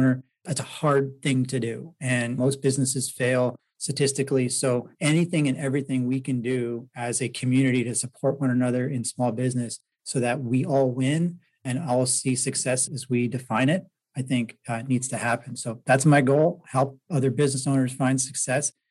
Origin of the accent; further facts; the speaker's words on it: Toronto, Ontario, Canada; moved away; I'm from Toronto originally